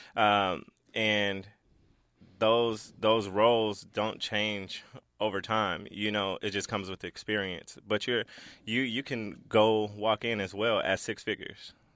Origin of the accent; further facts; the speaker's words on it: Los Angeles, California, United States; I grew up in South Central L A, you know, the gang capital